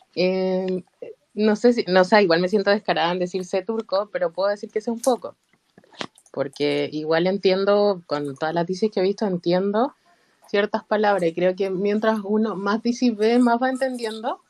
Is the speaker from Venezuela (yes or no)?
no; Chile; soy de Chile, soy de Chile.